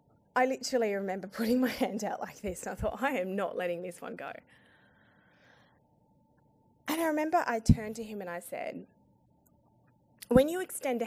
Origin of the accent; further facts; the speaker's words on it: Afghanistan; now in Australia; Now, as an Australian woman who's originally from Afghanistan and a Muslim, I get the triple whammy.